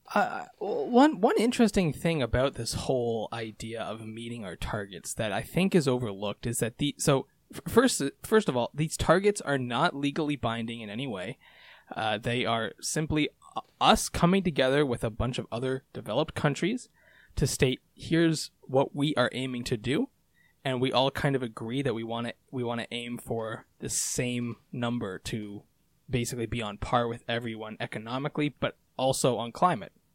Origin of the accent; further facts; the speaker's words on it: Canada; as a Canadian